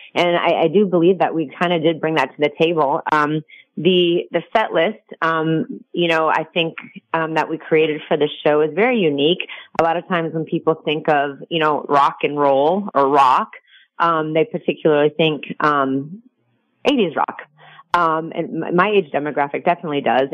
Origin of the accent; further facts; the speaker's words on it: Minnesota, United States; also born or lived in Michigan; now in Las Vegas, United States; grew up in uh, Minnesota